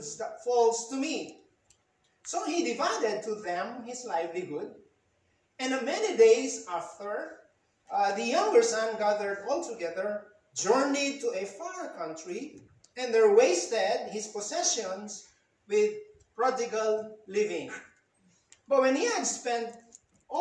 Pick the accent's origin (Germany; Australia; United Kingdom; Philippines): Philippines; As a Filipino, I love our culture, Filipino culture.